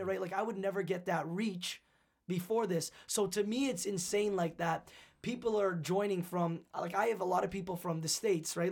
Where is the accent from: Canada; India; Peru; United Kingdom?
Canada; being Canadian